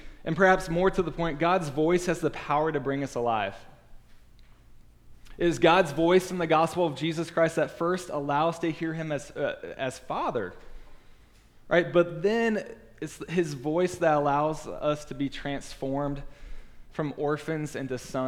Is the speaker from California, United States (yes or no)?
no; Virginia, United States; I grew up in Virginia